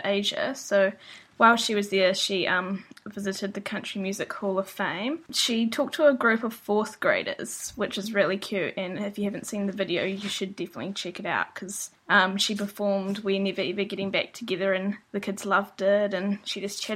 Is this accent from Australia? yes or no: no; Christchurch, Canterbury, New Zealand; moved away as an adult; now in San Francisco, United States; I'm from Christchurch, which is in the South Island